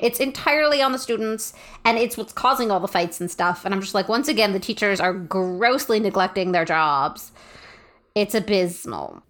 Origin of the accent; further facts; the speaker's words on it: Canada; we're Canadian